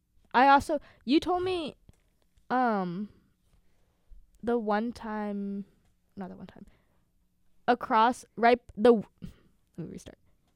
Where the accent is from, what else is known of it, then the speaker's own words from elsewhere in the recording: Pittsburgh, Pennsylvania, United States; moved away as an adult; now in Milwaukee, United States; Because we're all from Pittsburgh.